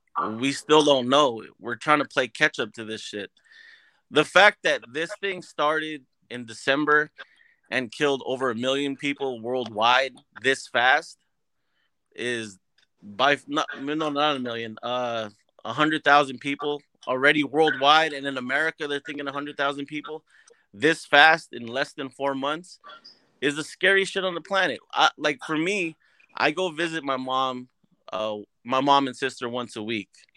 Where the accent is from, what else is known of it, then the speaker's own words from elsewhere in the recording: Hempstead, New York, United States; moved away; I grew up in Hempstead, Long Island. I'm from the hood